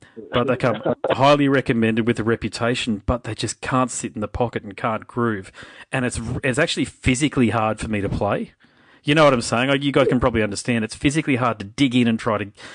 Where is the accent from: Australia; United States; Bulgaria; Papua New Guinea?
Australia; I'm as Aussie as everybody else is, I'm Australian